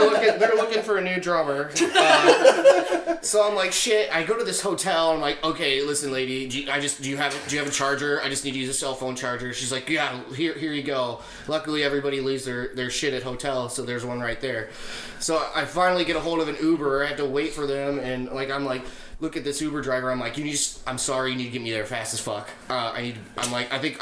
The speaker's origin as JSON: {"language": "English", "town": "Defiance", "region": "Ohio", "country": "United States", "said": "we feel like a Toledo band, even though yep. we're from Defiance."}